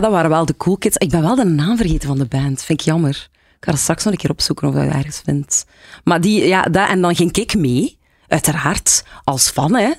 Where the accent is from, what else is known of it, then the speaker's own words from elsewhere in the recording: Lokeren, Flanders, Belgium; bij ons in Lokeren was dat dan De Muze